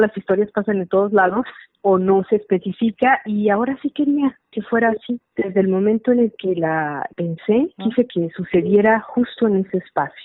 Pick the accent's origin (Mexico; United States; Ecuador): Mexico; Guadalajara, Jalisco; yo nací en Guadalajara, la ciudad que me gusta, en la que vivo, donde trabajo. Yo viví en los años 70 en la colonia moderna